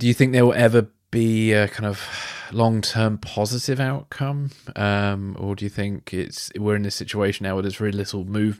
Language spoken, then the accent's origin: English; United Kingdom; as a Brit